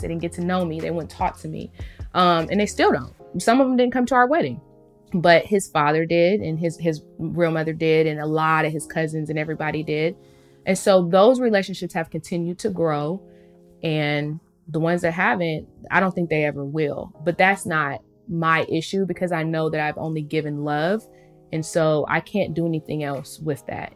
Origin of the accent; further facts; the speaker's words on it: United States; growing up in America